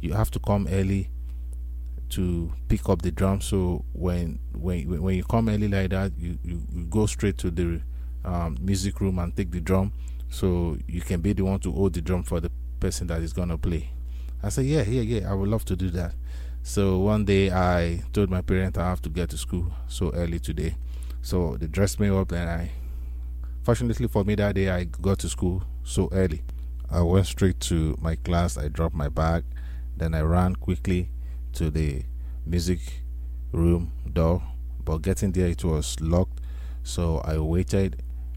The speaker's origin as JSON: {"language": "English", "country": "Nigeria", "said": "I am originally from Nigeria, likewise my parents too"}